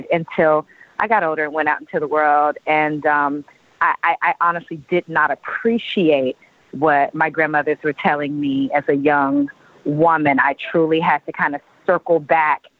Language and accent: English; Oklahoma, United States; I was born and raised in Oklahoma